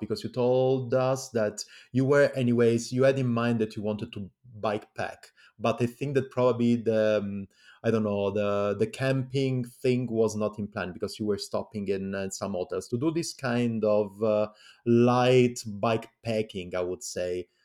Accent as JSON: {"language": "English", "region": "Calabria", "country": "Italy", "second_language": "English", "said": "I come from Calabria as well."}